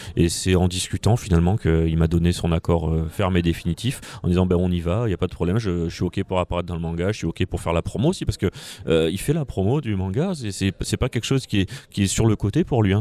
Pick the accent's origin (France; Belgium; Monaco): France; en tant que petit français dans mon coin